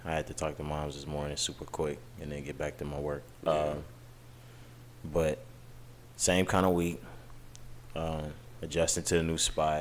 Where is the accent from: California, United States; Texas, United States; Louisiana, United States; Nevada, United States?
Texas, United States; I'm from Texas.